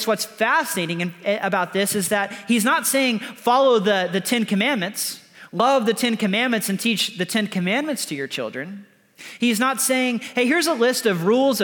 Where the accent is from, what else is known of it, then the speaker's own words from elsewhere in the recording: the South, United States; now in California, United States; I'm from the South. And one thing we do really well in the South is we make sweet tea. When I moved to California